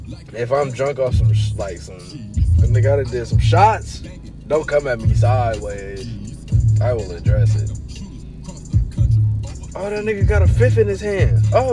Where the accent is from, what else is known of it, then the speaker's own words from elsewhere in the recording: Ohio, United States; that's that Cleveland shit, nigga. I'm from the Burbs. That's that Cleveland shit.